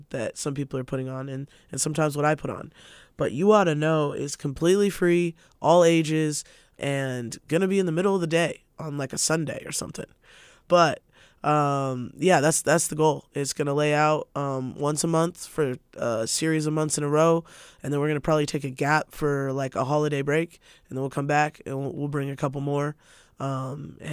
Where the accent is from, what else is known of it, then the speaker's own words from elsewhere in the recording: Spokane, Washington, United States; I'm born and raised in Spokane